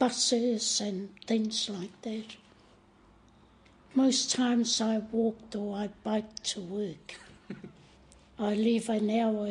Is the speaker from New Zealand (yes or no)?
yes; Ruatahuna, Bay of Plenty, New Zealand; born or raised there; first language Maori; English is a second language; moved away as an adult; now in Wellington, New Zealand